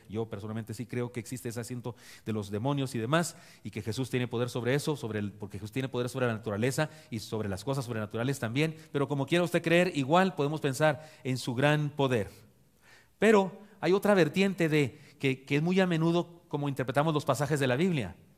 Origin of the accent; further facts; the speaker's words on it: Chihuahua, Mexico; moved away; mi tierra de Chihuahua